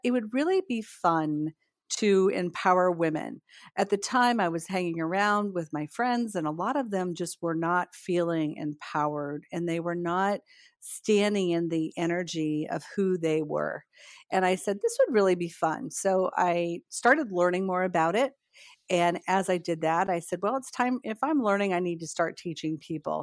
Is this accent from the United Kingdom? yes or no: no; northern Indiana, United States; moved away as an adult; also born or lived in Pembroke Pines, Florida; now in Melbourne, Florida, United States; I grew up in a really small farming community in northern Indiana